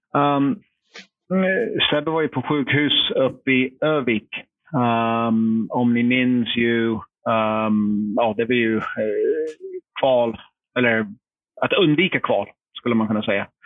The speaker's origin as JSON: {"language": "Swedish", "country": "United States", "also_born_or_lived": "Linköping, Sweden", "second_language": "Swedish", "moved": "as an adult", "lives_now": "Sweden", "said": "jag som amerikan som inte kunde språket"}